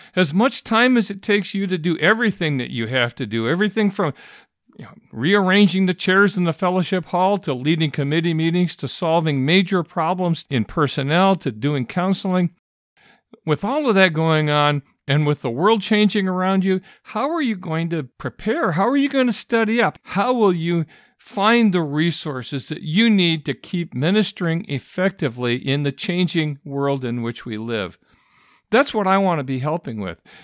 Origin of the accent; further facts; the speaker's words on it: Michigan, United States; I grew up in Michigan